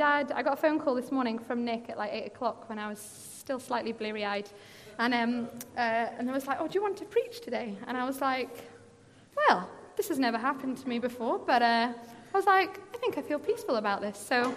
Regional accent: Glasgow, Scotland, United Kingdom; I'm originally from Glasgow. We moved here with my family, with my mum and dad, when I was 14.

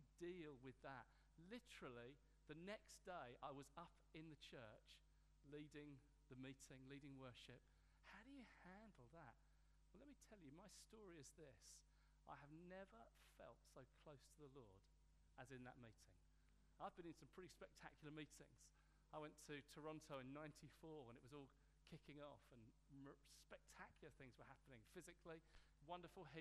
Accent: Hastings, South East England, United Kingdom; In my hometown, Hastings

